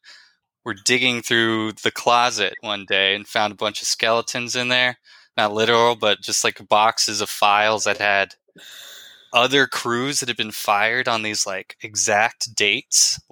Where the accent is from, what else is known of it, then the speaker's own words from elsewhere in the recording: Austin, Texas, United States; also born or lived in Chicago; I'm from Texas, Austin, Texas